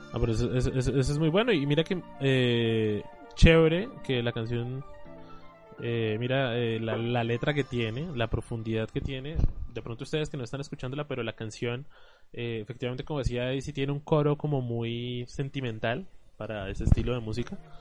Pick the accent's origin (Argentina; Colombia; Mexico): Colombia; nosotros como colombianos